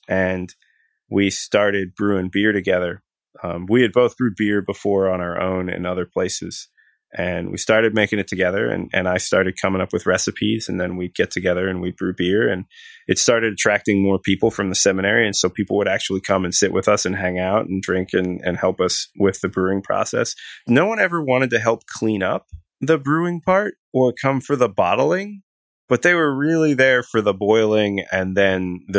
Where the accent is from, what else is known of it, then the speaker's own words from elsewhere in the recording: Philadelphia, Pennsylvania, United States; born there; So I was born in Philadelphia, and my family has been, for the most part, Presbyterian, I think, all of my life, and even before that. So I grew up in a very structured mainline denomination.